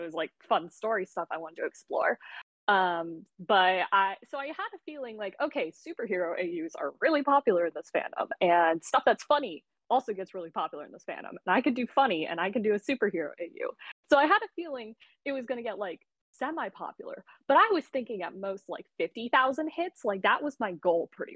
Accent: San Diego, California, United States; my hometown, San Diego

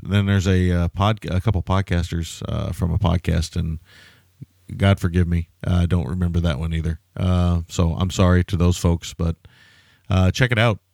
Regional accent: the South, United States; I grew up in the South

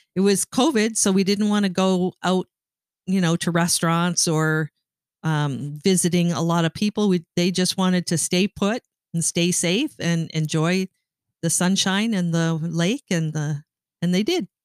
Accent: Canada; moved away as an adult; now in Michigan, United States; I grew up in Canada and moved to Michigan when you and I got married

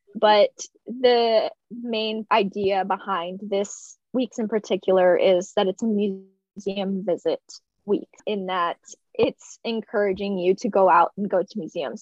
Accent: Texas, United States; I'm from Texas

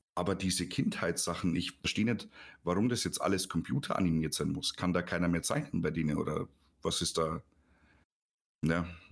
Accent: Neuburg an der Donau, Bavaria, Germany; bei uns in Neuburg

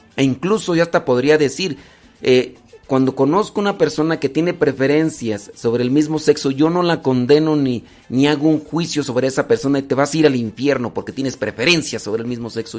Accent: Mexico; yo soy mexicano

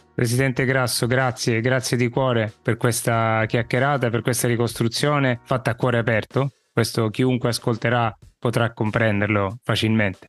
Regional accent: Sicily, Italy; Da siciliano

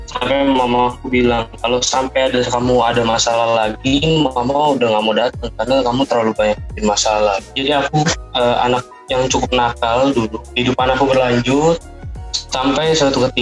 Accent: Jakarta, Indonesia; Asal saya asal dari Jakarta.

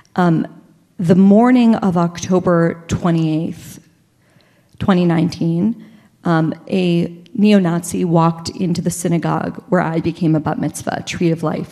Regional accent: Pittsburgh, Pennsylvania, United States; I grew up in Squirrel Hill

